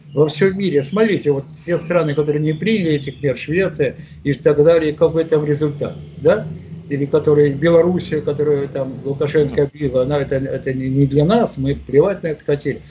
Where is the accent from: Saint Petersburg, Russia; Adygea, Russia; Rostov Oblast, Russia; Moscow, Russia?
Saint Petersburg, Russia; в родном Питере, здесь